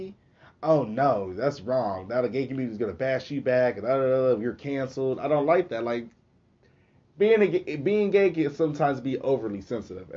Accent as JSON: {"language": "English", "town": "Okmulgee", "region": "Oklahoma", "country": "United States", "tie": "born or raised there", "accent": "country", "said": "Even though my mom is from Muskogee, I was born in Okmulgee."}